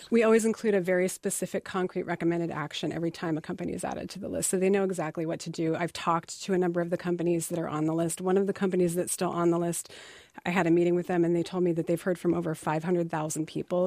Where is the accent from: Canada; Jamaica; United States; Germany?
United States; Pennsylvania; also born or lived in Indiana; I consider myself a Northeasterner because I grew up from ten on in P